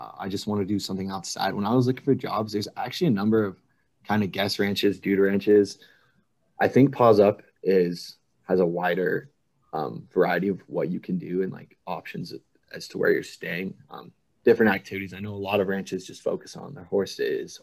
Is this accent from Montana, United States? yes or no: yes; Billings, Montana, United States; also born or lived in Auburn, Alabama; I was born and raised in Montana in Billings.